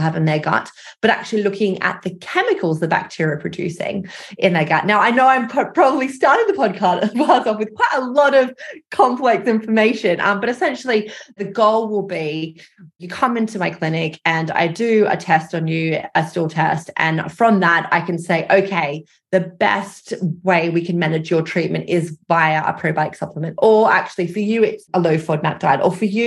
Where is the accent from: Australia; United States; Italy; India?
Australia; moved away as an adult; now in London, United Kingdom; I am Australian, although I live in London. So I moved over after my PhD to continue my research.